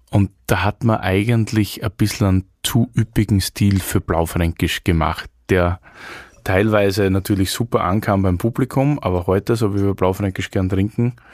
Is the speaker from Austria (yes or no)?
yes; Austria; Aber ist man stolz als Österreicher auf Arnold Schwarzenegger?